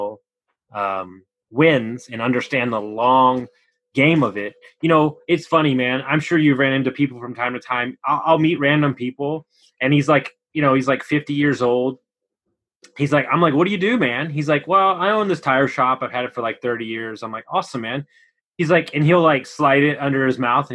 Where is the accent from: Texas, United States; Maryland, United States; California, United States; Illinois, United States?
Texas, United States; Houston; also born or lived in Austin, Texas / San Antonio, Texas; I grew up in Houston, and I know Texas very well.